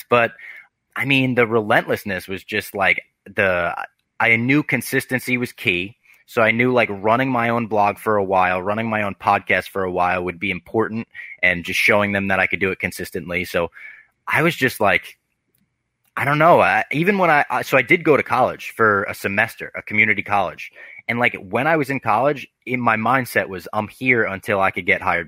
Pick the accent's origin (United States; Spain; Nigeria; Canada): United States; New Jersey; now in New York, United States; I grew up in New Jersey